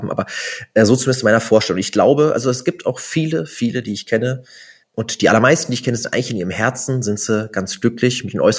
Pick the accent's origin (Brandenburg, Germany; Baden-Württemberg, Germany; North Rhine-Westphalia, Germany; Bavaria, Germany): Brandenburg, Germany; now in Bochum, Germany; Nee, Bochumer Jung bin ich ja nicht, bin ja gar nicht hier geboren. Ich komme ja eigentlich aus Brandenburg.